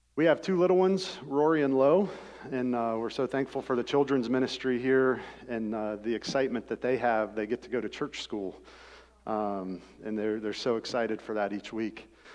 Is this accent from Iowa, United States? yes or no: no; Rockford, Ohio, United States; I grew up in Rockford, Ohio.